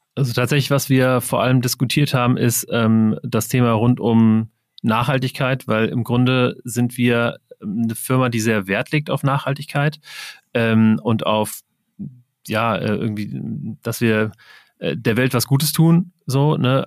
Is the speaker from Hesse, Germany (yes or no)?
yes; Wiesbaden, Hesse, Germany; ich komme aus Wiesbaden